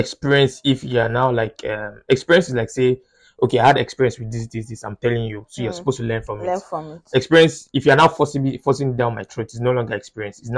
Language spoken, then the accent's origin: English; United Kingdom; I'm British